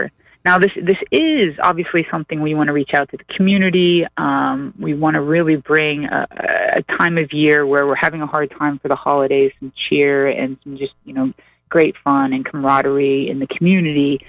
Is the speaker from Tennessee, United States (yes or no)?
no; Pittsburgh, Pennsylvania, United States; now in Springfield, United States; I come from the East Coast, originally out of Pittsburgh